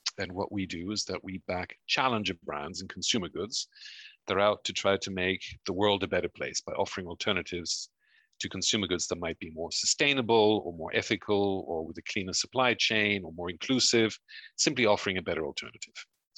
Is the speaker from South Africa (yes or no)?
no; Belgium; also born or lived in United States / Mexico; now in United Kingdom; Half of my family are German, the other half are Uruguayan, but I was born in the US and I grew up in Belgium and Mexico and then came to the UK.